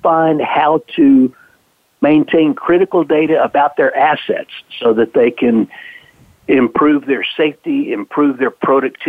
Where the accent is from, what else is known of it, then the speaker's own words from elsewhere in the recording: the South, United States; I grew up in the South, and I'm quite happy to be back here now